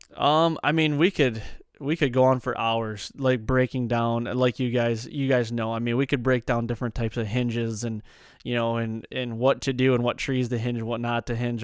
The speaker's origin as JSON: {"language": "English", "region": "Michigan", "country": "United States", "tie": "born or raised there", "said": "growing up in Michigan and having that tradition"}